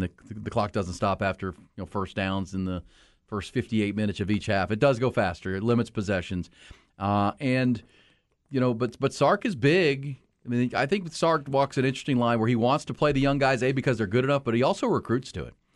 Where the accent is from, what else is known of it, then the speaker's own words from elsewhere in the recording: Houston, Texas, United States; I grew up in Houston, it was still kinda growing like crazy